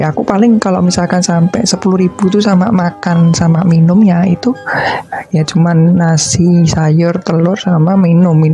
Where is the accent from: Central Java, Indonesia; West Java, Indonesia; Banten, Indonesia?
Central Java, Indonesia; Surakarta; nah ini aku cerita ya, kan aku dari Solo.